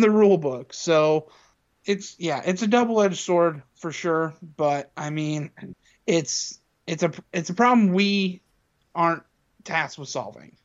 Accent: Indiana, United States; growing up in Indiana

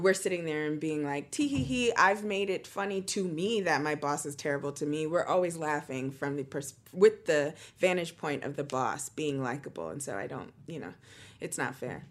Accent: United States; I'm American

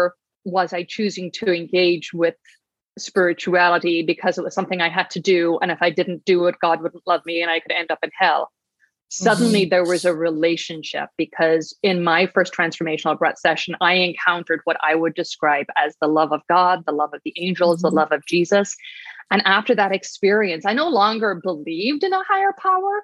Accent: Ireland; I grew up in Ireland

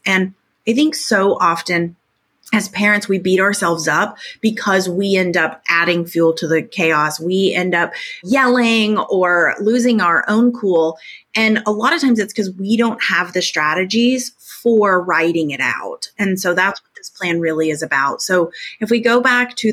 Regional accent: Tornado Alley, United States; now in Little Rock, United States; I grew up in Tornado Alley. I live in Tornado Alley again. We actually just had a tornado rip through Little Rock where I live just recently

